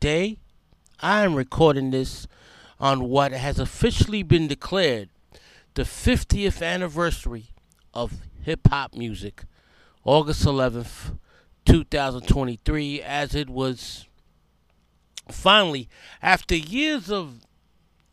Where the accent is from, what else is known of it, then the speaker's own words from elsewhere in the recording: New York City, New York, United States; Growing up in the South Bronx